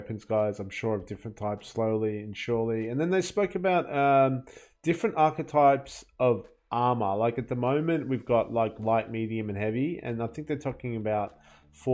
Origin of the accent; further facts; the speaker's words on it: Australia; as an Australian